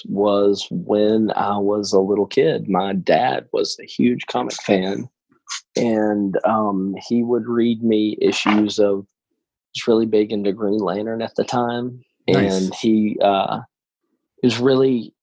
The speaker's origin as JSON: {"language": "English", "area": "about 20 minutes outside of Birmingham", "region": "Alabama", "country": "United States", "said": "I am from about 20 minutes outside of Birmingham, Alabama"}